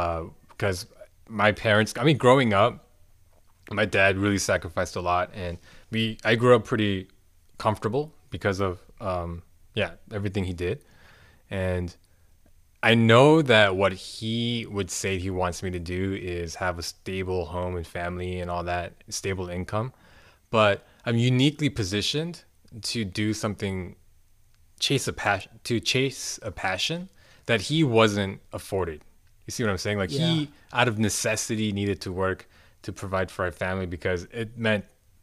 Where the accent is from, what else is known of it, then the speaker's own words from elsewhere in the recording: United States; Like, we would find ways to support ourselves because we are American, right?